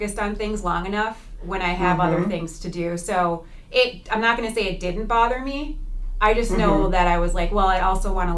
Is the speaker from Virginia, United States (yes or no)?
no; St. Louis Park, Minnesota, United States; But I grew up in St. Louis Park, Minnesota